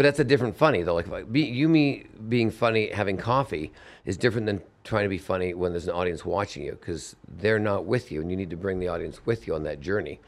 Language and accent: English; Vancouver, British Columbia, Canada; I'm Canadian from Vancouver